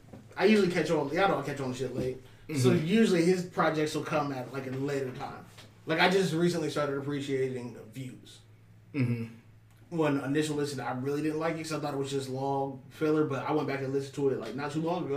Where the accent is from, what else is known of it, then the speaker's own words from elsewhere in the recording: Virginia, United States; I'm from Virginia.